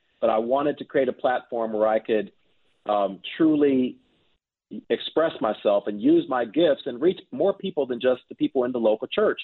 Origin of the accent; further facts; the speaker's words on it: Pittsburgh, Pennsylvania, United States; moved away; I am originally from Pittsburgh, Pennsylvania, and I grew up in a loving Christian home